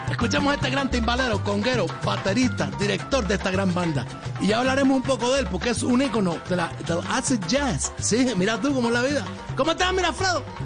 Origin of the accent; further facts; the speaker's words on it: Cuba; yo te lo digo como ciudadano cubano